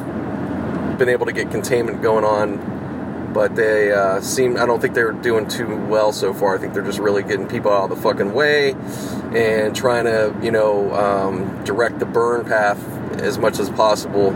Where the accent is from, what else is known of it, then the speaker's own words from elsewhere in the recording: Pittsburgh, Pennsylvania, United States; moved away; back in Pittsburgh, in my hometown, in Squirrel Hill